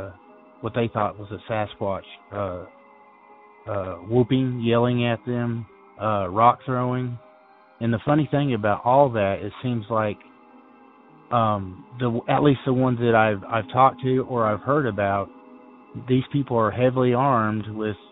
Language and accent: English; Ozark Mountains of Arkansas, United States; now in Morganton, North Carolina, United States; I grew up in the Ozark Mountains of Arkansas